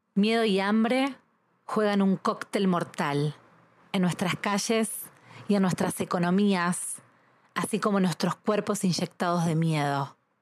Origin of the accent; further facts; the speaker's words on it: Argentina; soy argentina